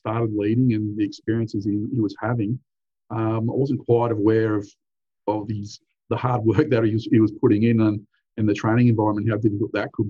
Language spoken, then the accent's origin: English; Central Coast, New South Wales, Australia; also born or lived in Hunter Valley, New South Wales; I grew up primarily on the central coast of New South Wales. Moved here in 1986.